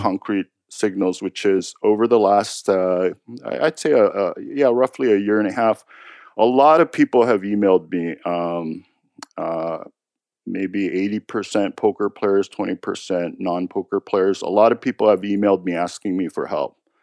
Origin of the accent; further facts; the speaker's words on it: United States; I'm American